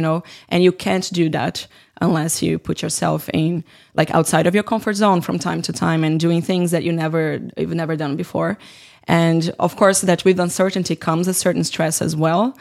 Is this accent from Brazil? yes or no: yes; Brazil; moved away as an adult; now in Finland; I was working with games in, in my hometown in Brazil